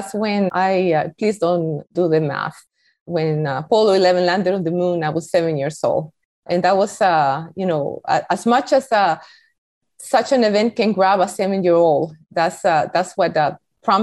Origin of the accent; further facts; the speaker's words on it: Costa Rica; English is a second language; moved away as an adult; now in United States; I was born in Costa Rica